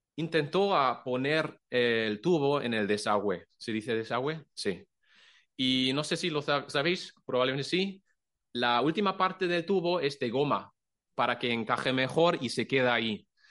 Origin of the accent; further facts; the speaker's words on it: Germany; Spanish is a second language; moved away as an adult; now in Cullera, Spain; somos de Alemania